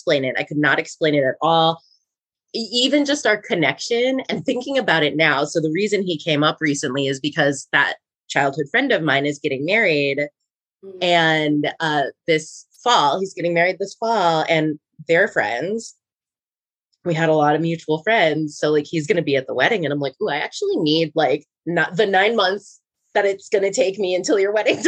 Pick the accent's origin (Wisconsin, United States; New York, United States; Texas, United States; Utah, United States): Wisconsin, United States; moved away as an adult; also born or lived in Rhode Island; now in Los Angeles, United States; We're both from Wisconsin